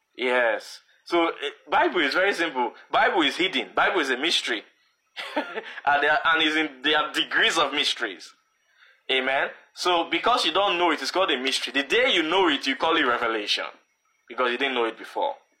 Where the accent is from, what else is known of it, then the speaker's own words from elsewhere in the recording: Edo, Nigeria; I'm originally from Edo State